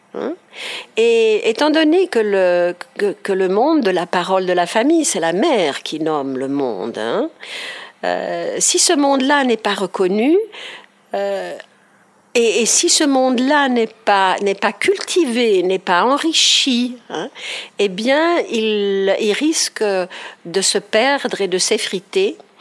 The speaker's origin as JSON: {"language": "French", "region": "Ticino", "country": "Switzerland", "tie": "born or raised there", "said": "je suis née au Tessin."}